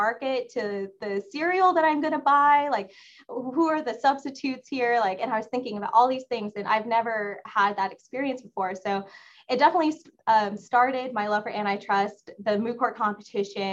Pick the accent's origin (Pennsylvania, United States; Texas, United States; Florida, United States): Texas, United States; moved away as an adult; also born or lived in Bloomington, Indiana; now in Washington, DC, United States; I'm from Texas